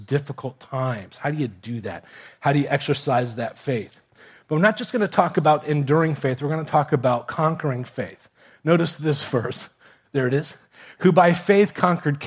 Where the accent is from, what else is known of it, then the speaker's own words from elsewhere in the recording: Miami, Florida, United States; also born or lived in Kentucky; I grew up in Miami, here in South Florida